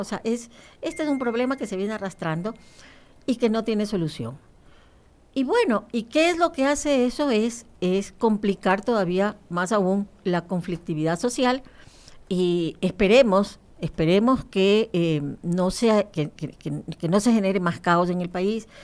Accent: Guayaquil, Guayas, Ecuador; Yo soy de Guayaquil

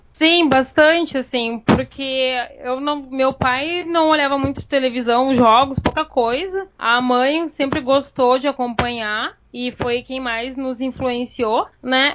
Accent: Santana do Livramento, Rio Grande do Sul, Brazil; now in Porto Alegre, Brazil; eu vim de Livramento para Porto Alegre

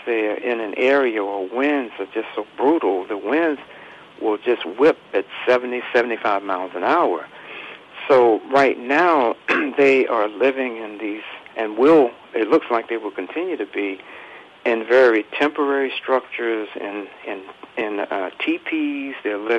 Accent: North Carolina, United States; I grew up here in the South in North Carolina

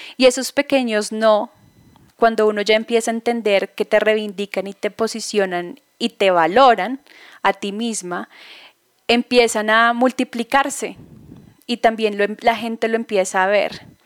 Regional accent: Bogotá, Colombia; moved away as an adult; Estoy basada ahora en Bogotá, soy bogotana, viví ocho años fuera del país

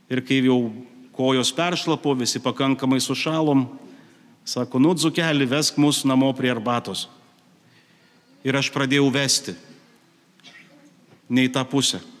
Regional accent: Dzūkija, Lithuania; Esu kilęs iš Zukijos

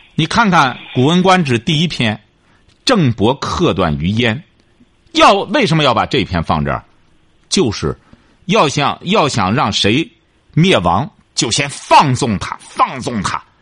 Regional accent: China; 我们中国人

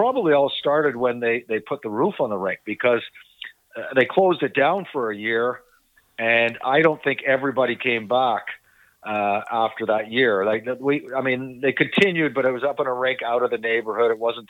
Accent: Toronto, Ontario, Canada; I was born and raised there. My parents were off the boat from Ireland. So my parents came to Canada in the 50s and knew nothing about Canadian sports. And, but, you know, growing up in Mimico

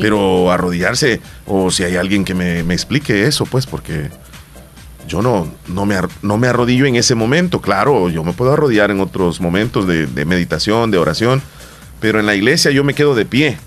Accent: El Salvador; somos salvadoreños y estamos viviendo nosotros en este país

